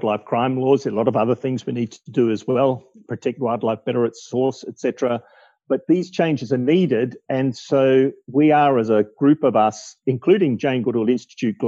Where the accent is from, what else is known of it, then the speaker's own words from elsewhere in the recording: Australia; growing up in Australia, seeing shifts in attitude to wildlife and native vegetation.